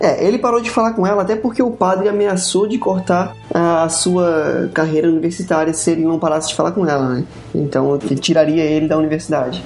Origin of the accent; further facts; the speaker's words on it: Florianópolis, Santa Catarina, Brazil; accent: acelerado de Floripa; o nosso sotaque é, acelerado de Floripa